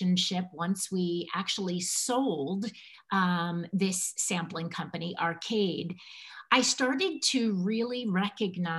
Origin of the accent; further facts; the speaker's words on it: Connecticut, United States; moved away as an adult; also born or lived in Manhattan, New York; I was born and raised in Connecticut